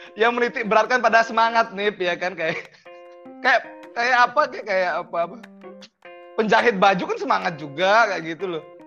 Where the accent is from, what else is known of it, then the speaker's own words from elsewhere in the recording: Bali, Indonesia; aku orang Bali nih, aku dari pesantren